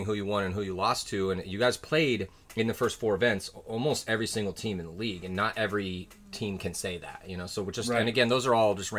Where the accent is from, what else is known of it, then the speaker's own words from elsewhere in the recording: San Diego, California, United States; growing up where I grew up in San mm-hmm. Diego, across the canyon, USD.